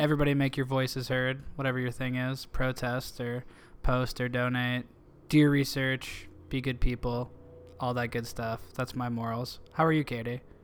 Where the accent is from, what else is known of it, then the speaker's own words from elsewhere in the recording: Canton, Illinois, United States; moved away as an adult; now in Los Angeles, United States; my hometown, Canton